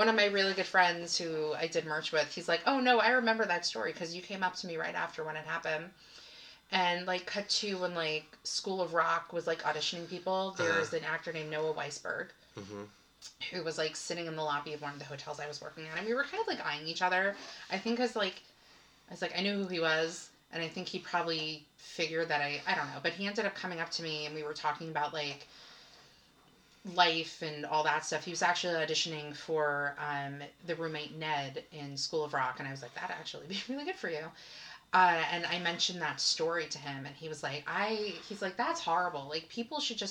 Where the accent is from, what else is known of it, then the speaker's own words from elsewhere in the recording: Long Island, New York, United States; I'm from Long Island.